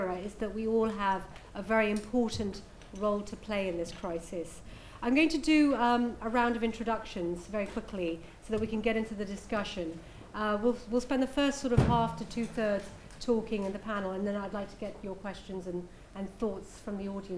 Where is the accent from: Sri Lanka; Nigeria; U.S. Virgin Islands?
Nigeria; also born or lived in Pakistan / United Kingdom; I grew up between Nigeria, Pakistan, and the UK. And in fact, my hometown in Nigeria, where I spent about 5 or 6 years, is where Boko Haram's headquarters are now.